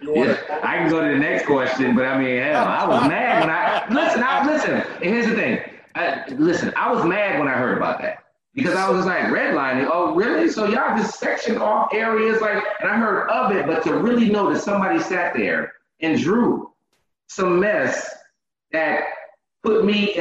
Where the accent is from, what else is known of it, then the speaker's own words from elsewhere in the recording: New Jersey, United States; Now, I grew up in Jersey, right?